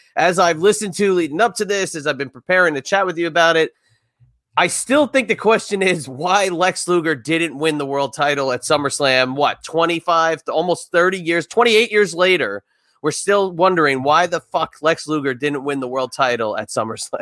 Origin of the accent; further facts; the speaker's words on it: New Jersey, United States; I grew up in New Jersey